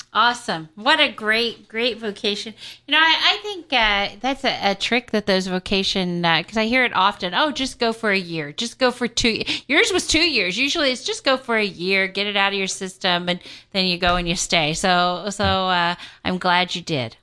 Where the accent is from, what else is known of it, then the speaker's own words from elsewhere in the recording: Kansas City, United States; I come from Kansas City